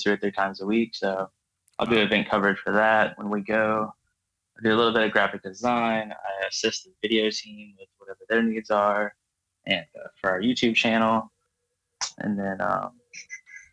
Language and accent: English; Virginia Beach, Virginia, United States; moved away as an adult; now in Los Angeles, United States; I'm from Virginia Beach, Virginia.